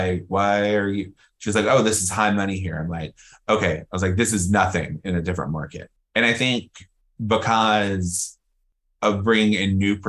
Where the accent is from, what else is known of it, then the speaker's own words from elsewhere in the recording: New York, United States; now in Atlanta, US/also=Los Angeles; because we come from New York and have experience in LA.